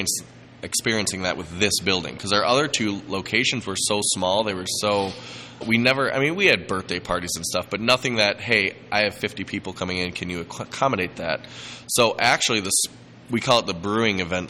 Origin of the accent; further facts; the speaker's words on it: Lake Michigan, Illinois, United States; I grew up on Lake Michigan